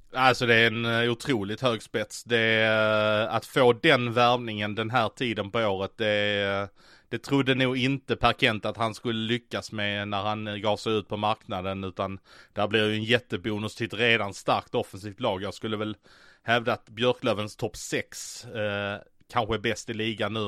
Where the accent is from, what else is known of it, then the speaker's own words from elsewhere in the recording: Skåne, Sweden; accent: Scanian (skånska); det var nog mitt skånska uttal